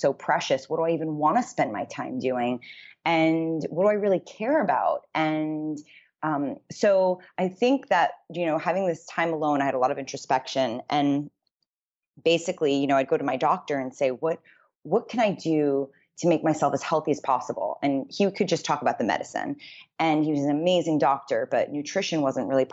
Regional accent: New York City, New York, United States; moved away as an adult; also born or lived in Los Angeles, California; I grew up in New York City

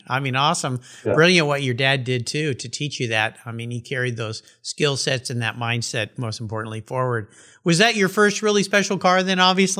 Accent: San Diego, California, United States; When I grew up down in the San Diego area

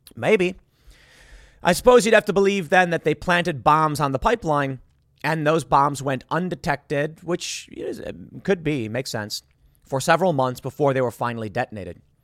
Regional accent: United States; our interests as American citizens

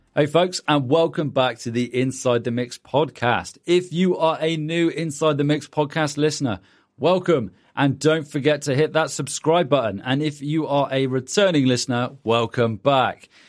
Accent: United Kingdom; accent: British; my British accent

